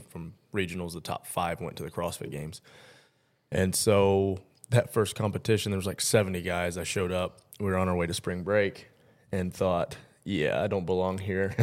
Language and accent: English; Tennessee, United States; also born or lived in Mount Clemens, Michigan; we moved here when I was four, though, so Tennessee is home for me